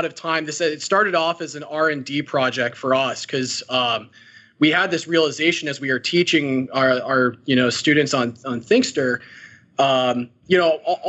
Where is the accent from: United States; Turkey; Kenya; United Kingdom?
United States; Chicago, Illinois; now in San Francisco Bay Area, United States; We grew up in Chicago